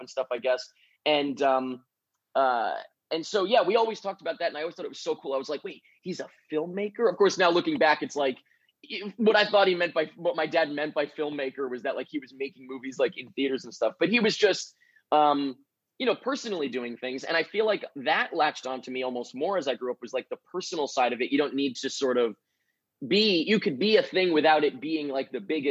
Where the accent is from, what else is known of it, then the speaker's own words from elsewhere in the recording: Long Island, New York, United States; also born or lived in Manhattan, New York; I grew up on Long Island, which is like a little bit out of the city there.